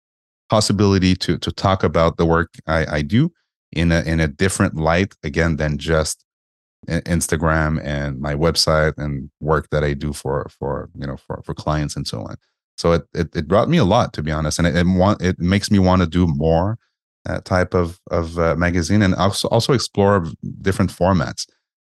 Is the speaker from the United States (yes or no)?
no; Montreal, Quebec, Canada; I'm from Montreal, right?